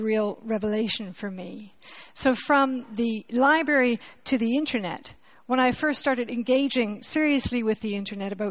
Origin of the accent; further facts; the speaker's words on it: Canada; accent: Canadian; moved away as an adult; also born or lived in Montreal, Canada; now in London, United Kingdom; I'm a Canadian, you can hear my accent, but I came to live in London when I was 20